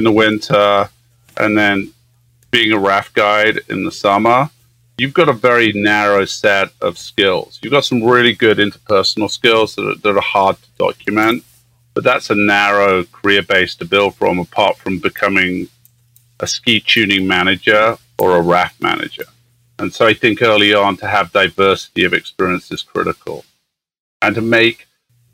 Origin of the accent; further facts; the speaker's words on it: England, United Kingdom; moved away as an adult; also born or lived in Southern Africa; now in Yosemite National Park, United States; I grew up in England